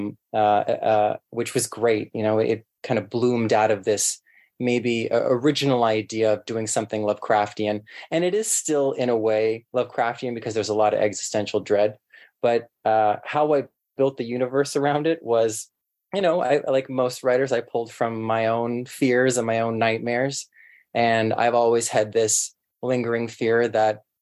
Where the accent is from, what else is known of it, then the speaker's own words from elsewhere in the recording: Toronto, Ontario, Canada; I grew up in Etobicoke, which is basically West Toronto now